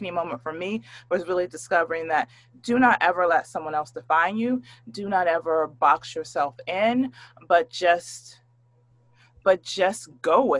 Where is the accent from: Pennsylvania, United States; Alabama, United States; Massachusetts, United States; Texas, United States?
Pennsylvania, United States; Pittsburgh; moved away as an adult; also born or lived in Bay Area, California; I was just a little bitty girl and I grew up in Pittsburgh, Pennsylvania